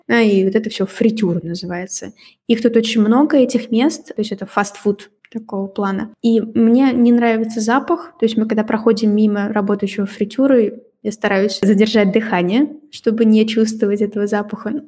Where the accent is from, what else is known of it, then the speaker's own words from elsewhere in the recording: Russia; moved away as an adult; also born or lived in Georgia / Belarus; now in Belgium; Они спрашивают, откуда я, я говорю, из России.